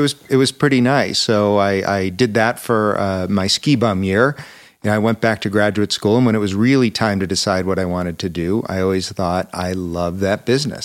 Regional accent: Buffalo, New York, United States; moved away as an adult; also born or lived in Aspen, Colorado; I grew up in Buffalo, New York

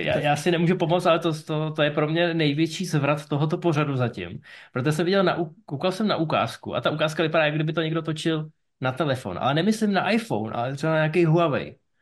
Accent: Ústí nad Labem, Ústí nad Labem Region, Czechia; já jsem z Ústí nad Labem. A já si pamatuju, když jsem vyrůstal, byl jsem malý, tak byly inverze

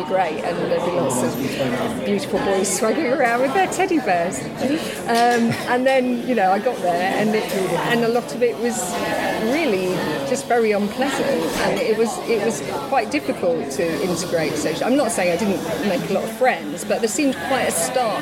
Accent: Doncaster, Yorkshire and the Humber, United Kingdom; I grew up in Doncaster

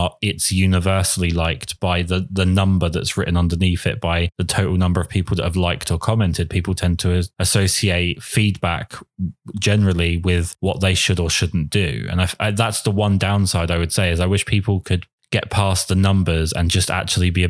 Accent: England, United Kingdom; as an English man

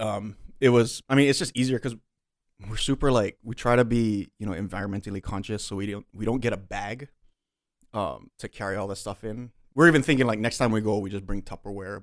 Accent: Waialua, Hawaii, United States; I grew up in Wailua, which is kind of like the country version of Waianae

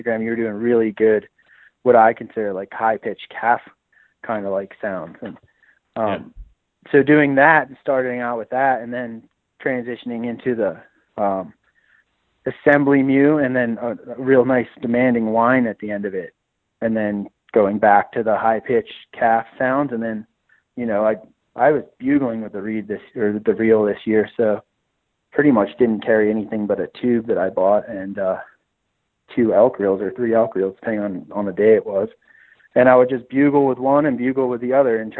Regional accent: Maryland, United States; moved away; I grew up in Maryland

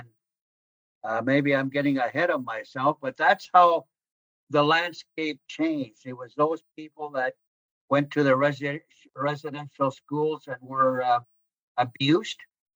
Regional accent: Baker Lake, Nunavut, Canada; first language Inuktitut; English is a second language; now in Kuujjuaq, Canada; I'm not originally from the Quebec area. I'm originally from the Northwest Territories, Baker Lake, Northwest Territories.

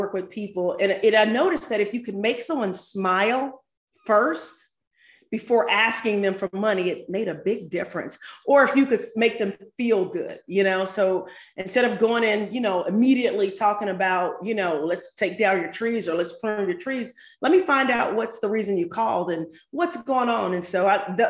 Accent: St. Louis, Missouri, United States; now in Atlanta, United States; I grew up in St. Louis, but moved to Atlanta and started a tree service here in Atlanta

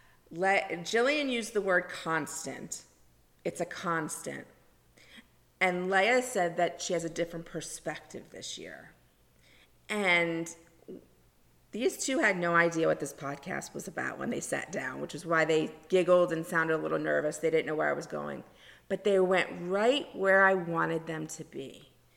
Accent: South Florida, United States; When I was growing up in South Florida, there was even less things for Hanukkah.

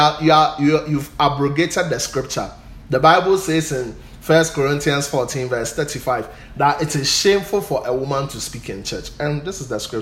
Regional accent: Ghana; I'm a Ghanaian

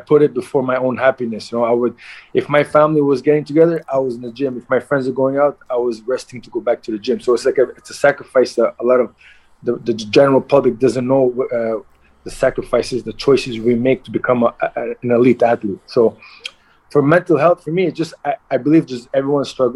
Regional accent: Montreal, Quebec, Canada; also born or lived in Halifax, Nova Scotia; I was born in Nova Scotia, Halifax, and at the age of like, I was very young, 2-3 years old, they immigrated to Montreal

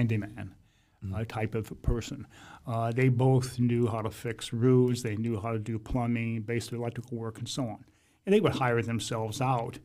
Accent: Fort Wayne, Indiana, United States; my formative years, 6 through 12, we actually lived in an old farmhouse out where Canterbury Green is

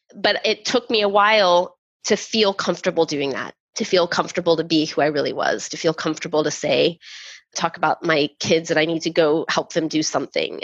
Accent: Texas, United States; growing up in Texas in the 80s

